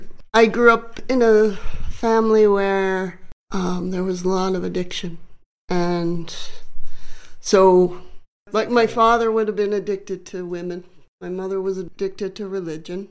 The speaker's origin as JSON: {"language": "English", "town": "Macomb", "region": "Illinois", "country": "United States", "tie": "born or raised there", "said": "A little town called Macomb, Illinois. It's about four hours southwest of Chicago."}